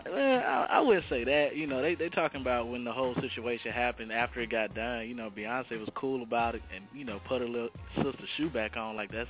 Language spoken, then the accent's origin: English; Germany; now in Dallas, United States; I'm originally from Germany, so I just came down to Dallas.